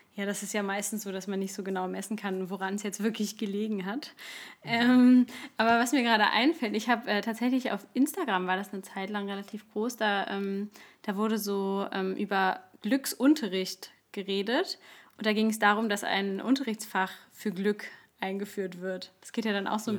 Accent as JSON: {"language": "German", "region": "Berlin", "country": "Germany", "also_born_or_lived": "Cologne/Bonn area", "moved": "yes", "said": "ich komme aus Berlin"}